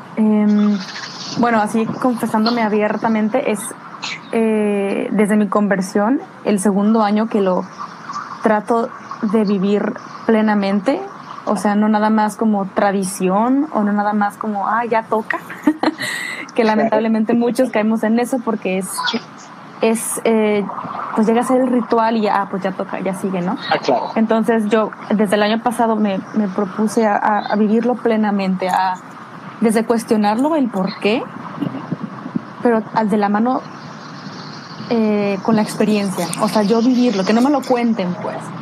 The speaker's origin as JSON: {"language": "Spanish", "town": "Guadalajara", "region": "Jalisco", "country": "Mexico", "moved": "yes", "lives_now": "United Kingdom", "said": "yo soy de Guadalajara"}